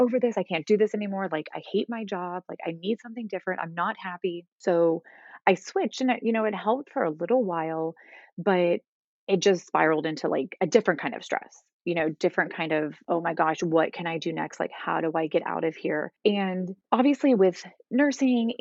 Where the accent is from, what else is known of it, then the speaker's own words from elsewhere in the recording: Northeast Ohio, United States; moved away as an adult; also born or lived in Texas; I grew up in Northeast Ohio, moved to Texas for about 8 years, and now am living back in Northeast Ohio close to my family